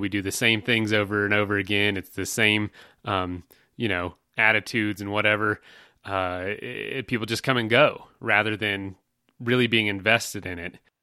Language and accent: English; Florida, United States; now in Colorado, United States; We're from Florida